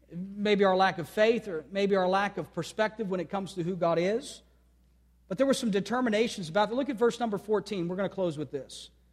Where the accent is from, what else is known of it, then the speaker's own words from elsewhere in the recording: United States; every day as an American, I'm thankful for a great country